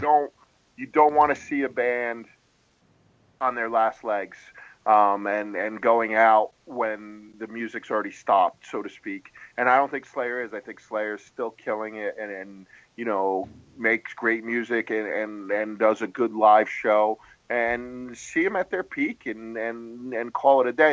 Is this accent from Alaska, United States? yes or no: no; Rhode Island, United States; also born or lived in New England; now in New Jersey, United States; I grew up in Rhode Island